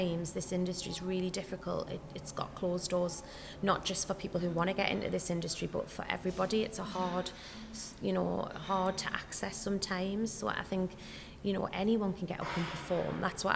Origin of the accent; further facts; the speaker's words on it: North East England, United Kingdom; moved away as an adult; I had moved back to the Northeast, which is where I'm obviously from, you can hear my accent.